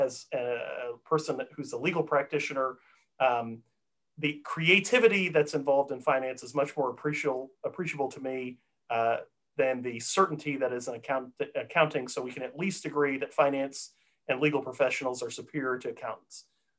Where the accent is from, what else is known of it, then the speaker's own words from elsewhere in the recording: Texas, United States; I grew up in Texas.